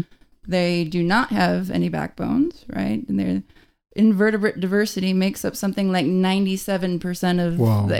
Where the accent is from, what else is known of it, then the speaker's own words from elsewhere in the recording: western Michigan, United States; moved away; also born or lived in Georgia; I am from Michigan, from the western part of the state, so not far from Lake Michigan